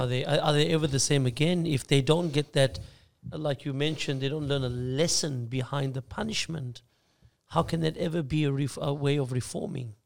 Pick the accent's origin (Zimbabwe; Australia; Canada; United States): Australia; being Australian born, Aussie born